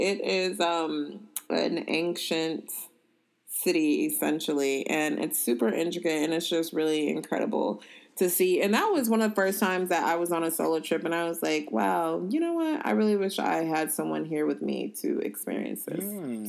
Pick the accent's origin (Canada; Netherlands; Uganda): Uganda; So I'm from Uganda, which is the source of the Nile.